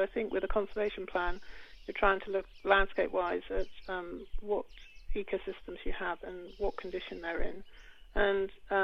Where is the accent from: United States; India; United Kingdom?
United Kingdom; moved away as an adult; now in Cortes Island, Canada; I am from the UK